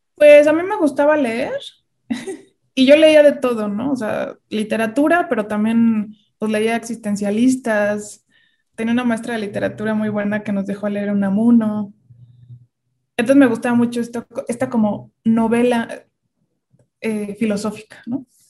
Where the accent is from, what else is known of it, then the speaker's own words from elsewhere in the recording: Querétaro, Mexico; moved away as an adult; now in Mexico City, Mexico; yo nací en la Ciudad de México, pero a los cuatro años me fui a vivir a Querétaro. Bueno, me llevaron y, y, y pues crecí allá